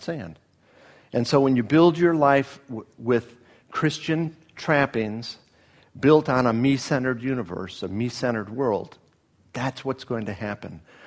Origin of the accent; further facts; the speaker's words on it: Miami, Florida, United States; moved away; both from unchurched families growing up in Miami